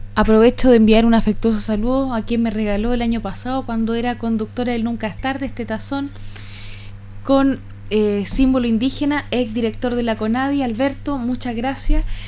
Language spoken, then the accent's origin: Spanish; Chile; nosotros somos más chilenos que los porotos